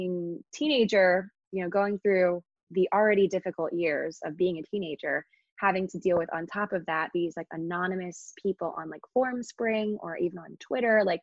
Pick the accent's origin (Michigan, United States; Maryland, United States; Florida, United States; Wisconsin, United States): Maryland, United States; Annapolis; born or raised there; moved away as an adult; now in New York City, United States